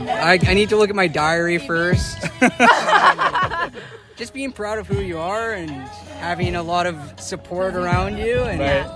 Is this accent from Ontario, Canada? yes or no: no; Prince Rupert, British Columbia, Canada; We're from Prince Rupert.